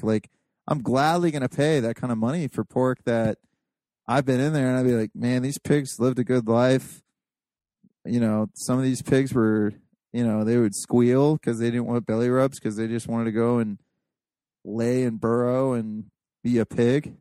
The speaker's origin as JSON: {"language": "English", "region": "Appalachia", "country": "United States", "said": "I'm a fucking hillbilly. Like I could say I'm Appalachian, whatever. I'm a hillbilly"}